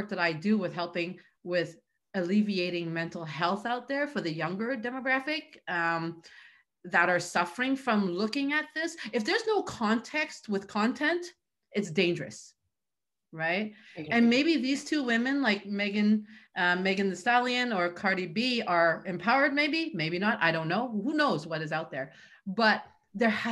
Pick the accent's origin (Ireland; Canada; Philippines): Canada; I come from a culture, I'm Chinese, where that just does not happen, right? So and I grew up in Canada